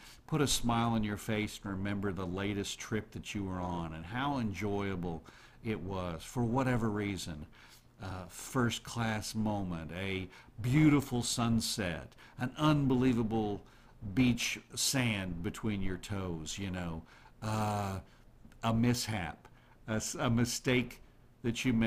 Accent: United States; I was born in America

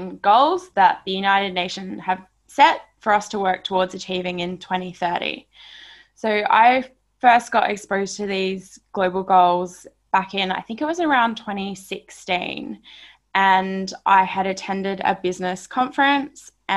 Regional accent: Barossa Valley, South Australia, Australia; moved away as an adult; now in Sydney, Australia; I'm a country kid. I grew up in Barossa Valley, South Australia.

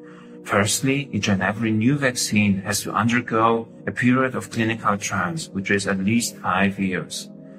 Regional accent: Poland; now in Germany; I come from Poland. I work as an internist in Germany

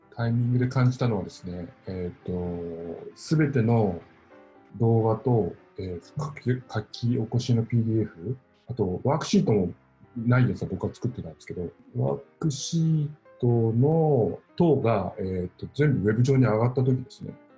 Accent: Miyazaki, Japan; 僕、宮崎県の出身で

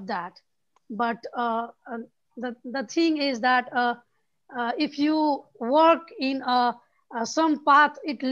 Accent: Nepal; I'm from Nepal

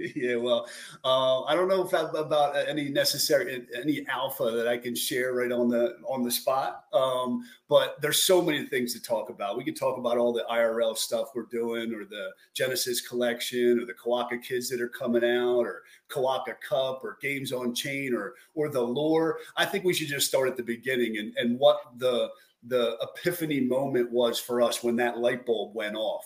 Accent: New Jersey, United States; born and raised in South Jersey outside of Philadelphia

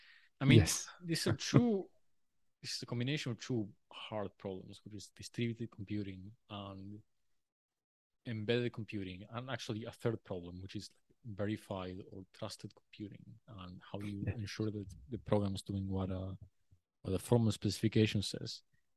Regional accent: Uruguay; now in Australia; I always wanted to leave Uruguay, and I felt like Australia was a good choice.

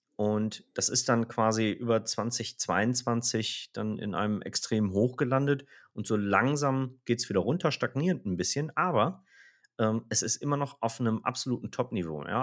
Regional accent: Rhineland, Germany; wir sind ja Rheinländer

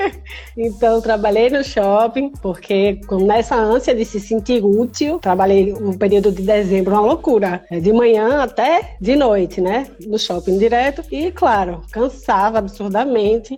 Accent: Recife, Pernambuco, Brazil; moved away as an adult; now in Porto Alegre, Brazil; Hoje eu moro em Porto Alegre porque eu estou em lista de transplante aqui em Porto Alegre, mas eu sou de Recife.

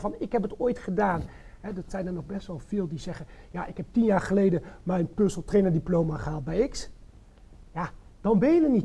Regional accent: North Brabant, Netherlands; moved away as an adult; now in Zwolle, Netherlands; geboren en getogen in Brabant, inmiddels 22 jaar woonachtig in Zwolle.

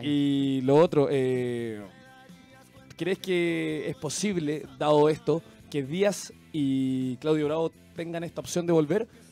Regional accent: Chile; como chileno

